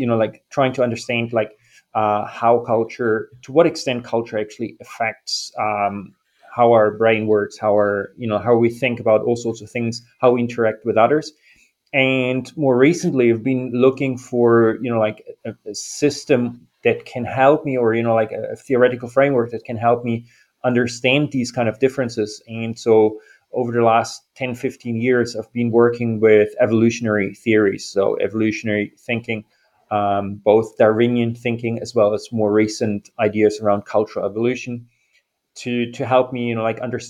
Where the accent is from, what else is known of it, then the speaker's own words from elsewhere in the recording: eastern Germany, Germany; moved away as an adult; also born or lived in United Kingdom / New Zealand; now in Rio de Janeiro, Brazil; I was born in Germany, the eastern part